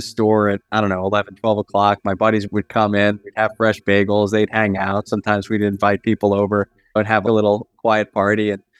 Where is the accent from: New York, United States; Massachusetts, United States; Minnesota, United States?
New York, United States; Long Island; I'm from New York, born and raised and schooled.